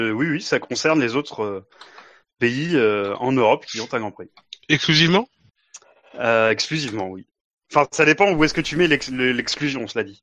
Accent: France; nous sommes français!

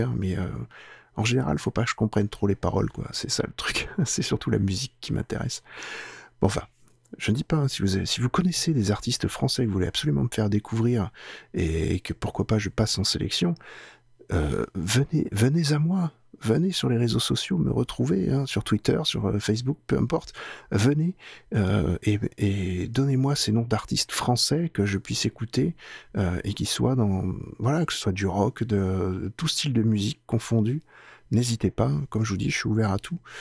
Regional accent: France; chez nous en France

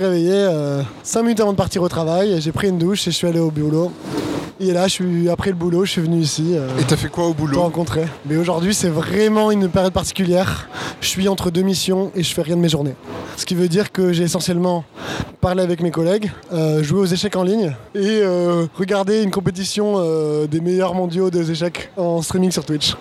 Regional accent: Bordeaux, Nouvelle-Aquitaine, France; moved away as an adult; now in Paris, France; je suis un Bordelais d'origine. je suis arrivé à Paris il y a deux ans

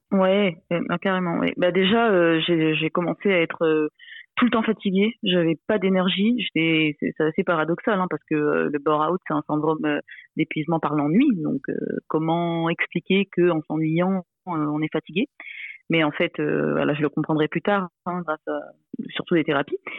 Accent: Réunion; je suis réunionnaise

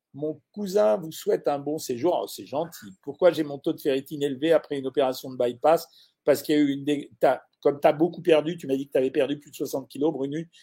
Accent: Orange, Provence-Alpes-Côte d'Azur, France; je suis né à Orange

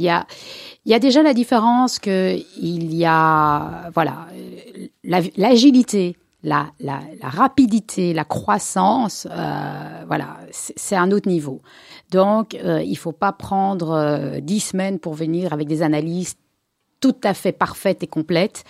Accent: Brussels, Brussels-Capital Region, Belgium; je suis née à Bruxelles, ici à Cavel, d'une famille euh, Ashkenaz, 100%, mère et père de Pologne. j'ai grandi ici

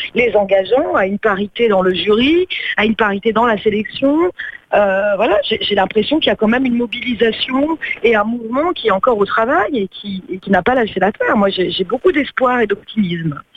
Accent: Corsica, France; alors moi je suis corse

